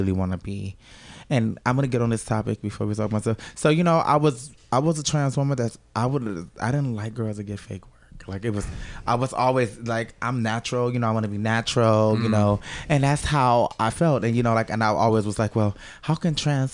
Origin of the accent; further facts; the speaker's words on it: San Francisco, California, United States; I grew up in San Francisco